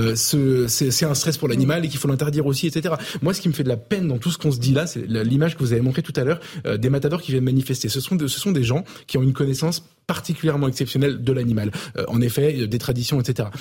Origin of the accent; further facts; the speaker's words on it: Avignon, Provence-Alpes-Côte d'Azur, France; Je viens d'Avignon, donc c'est pas, pas très loin